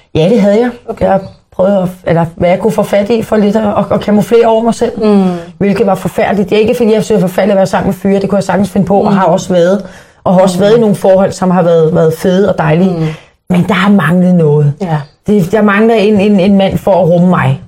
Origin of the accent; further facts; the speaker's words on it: Copenhagen, Capital Region of Denmark, Denmark; jeg er opvokset i Sydhavn